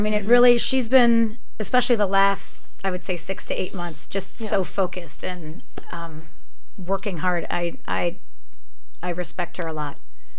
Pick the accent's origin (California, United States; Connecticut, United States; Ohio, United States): Ohio, United States; Alliance; now in Cleveland, United States; I grew up in Alliance nearby here